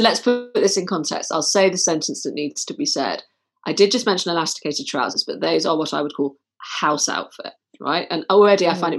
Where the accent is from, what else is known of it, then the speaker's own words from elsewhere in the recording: Manchester, North West England, United Kingdom; growing up in Manchester, you know, I'd go to places quite places like Affleck's Palace